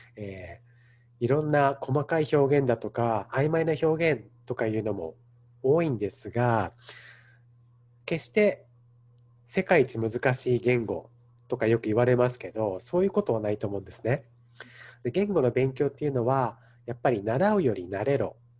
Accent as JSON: {"language": "Japanese", "country": "Japan", "tie": "born or raised there", "moved": "yes", "lives_now": "Los Angeles, United States", "said": "自分の生まれ育った文化"}